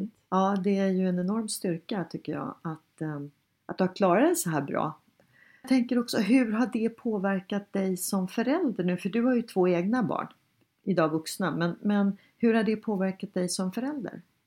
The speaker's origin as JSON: {"language": "Swedish", "country": "Sweden", "said": "vi svenskar är"}